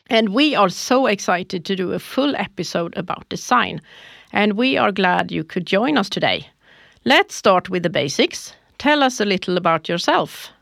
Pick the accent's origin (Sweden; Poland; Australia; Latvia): Sweden; Småland; I am from Småland